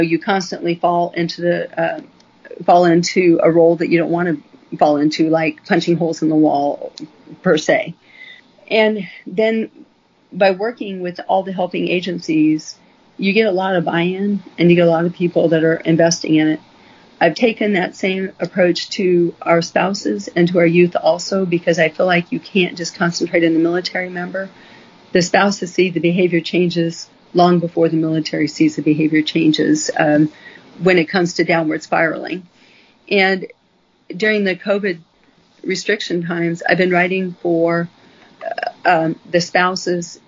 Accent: United States; as American people

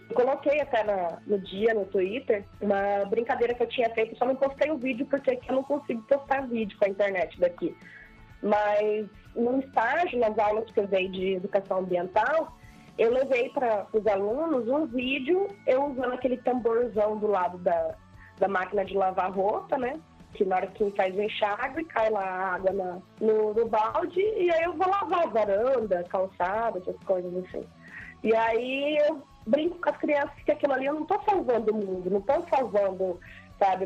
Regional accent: Mato Grosso do Sul, Brazil; eu nunca saí aqui do Mato Grosso do Sul

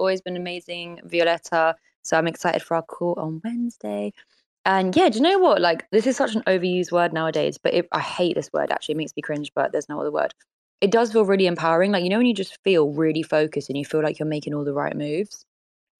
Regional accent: London, United Kingdom; also born or lived in Paris; as a Londoner

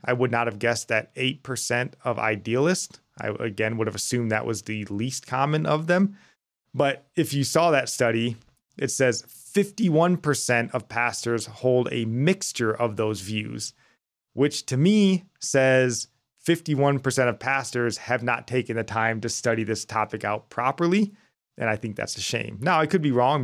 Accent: United States; as American Christians

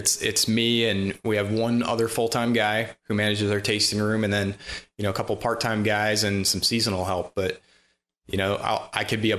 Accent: Allegan County, Michigan, United States; also born or lived in Germany; I grew up and born and raised in Michigan, the Grand Rapids area, actually Allegan County, just a couple counties over from here. Lived in the same house my whole life till I went off to college, went to Michigan State

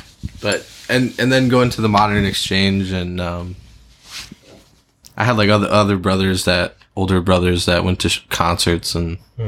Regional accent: Westland, Michigan, United States; From Westland.

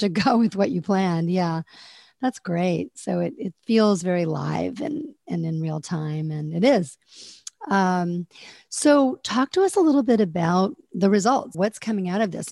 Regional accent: Fort Wayne, Indiana, United States; moved away; I'm originally from Fort Wayne, Indiana

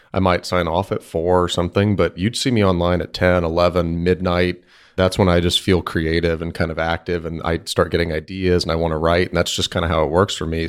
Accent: Bellaire, Texas, United States; Houston, Texas, or Bel Air, Texas specifically

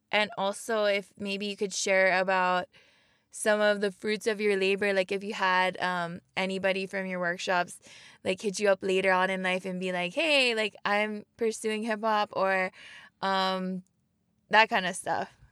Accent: Papakolea, Oahu, Hawaii, United States; now in Kaimuki, United States; from Papo Kule Oahu, now living in Kaimuki

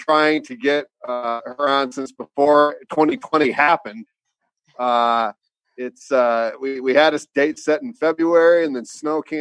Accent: South Lyon, Michigan, United States; Yeah, I grew up in South Lyon too.

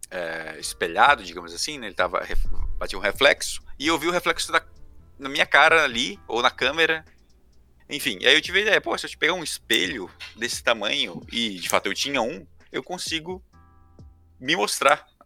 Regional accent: Brazil; sou brasileiro

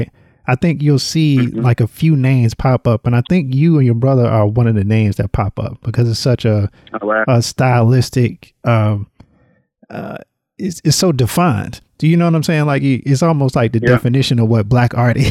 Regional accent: Littleton, North Carolina, United States; now in Georgia, United States; growing up in the South, riding my bike in Littleton, North Carolina

